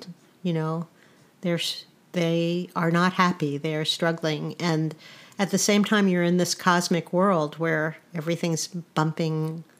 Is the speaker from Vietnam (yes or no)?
no; East Coast, United States; I'm an early person anyway. I grew up on the East Coast. It's like I never changed time zones in a certain way.